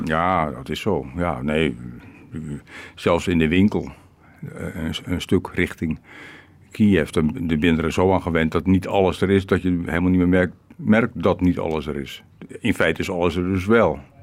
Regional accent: Rotterdam, South Holland, Netherlands; now in Ukraine; geen toerist en geen ex-Nederlander of wat ook. Ex-Rotterdammer

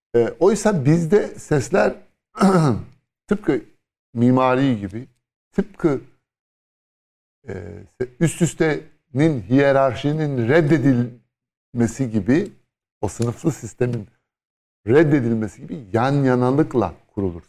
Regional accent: Istanbul, Turkey; Bir İstanbullu olarak

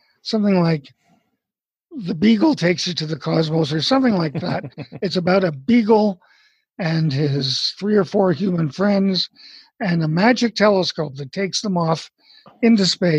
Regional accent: Montreal, Quebec, Canada; moved away as an adult; also born or lived in Nova Scotia; now in Arizona, United States; I was born in Montreal, Canada

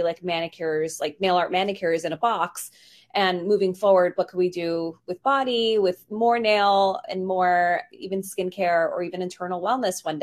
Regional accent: New York City, New York, United States; I grew up in New York in Queens

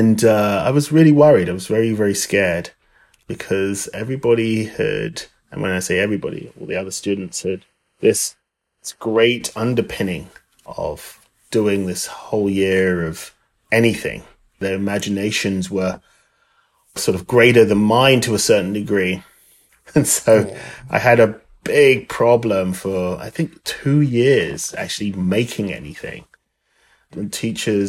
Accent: London, United Kingdom; moved away as an adult; now in United States; I originally am from London, England. I've lived in the US for over 24 years

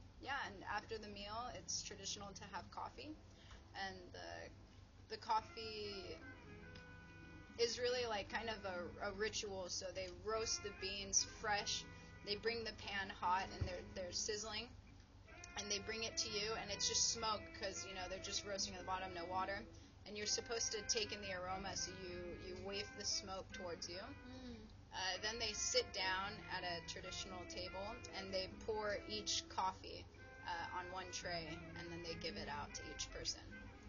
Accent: United States; And I would say, yeah, I identify as Ethiopian American.

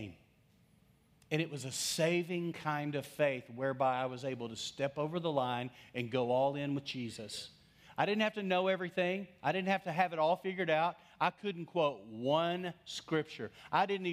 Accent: West Texas, United States; I grew up in West Texas

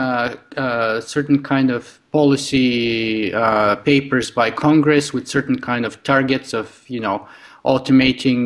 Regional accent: Bulgaria; now in Canada; I grew up in Eastern Europe in Bulgaria

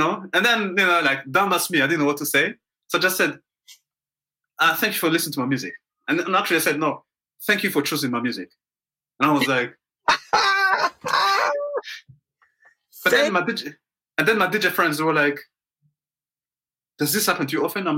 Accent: Montreal, Quebec, Canada; I'm from Montreal

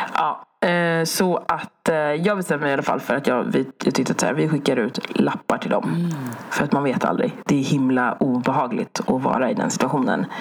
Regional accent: Sweden; jag född i Sverige

